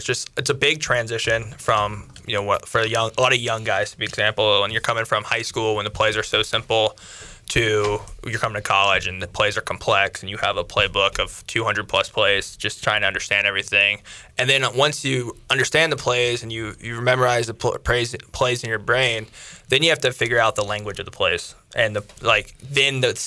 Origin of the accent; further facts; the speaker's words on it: North Carolina, United States; also born or lived in Athens, Ohio; I was born in Ohio. I grew up in North Carolina